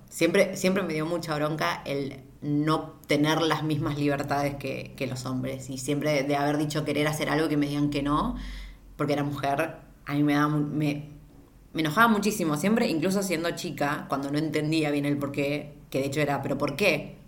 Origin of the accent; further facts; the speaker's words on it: Argentina; yo siendo argentina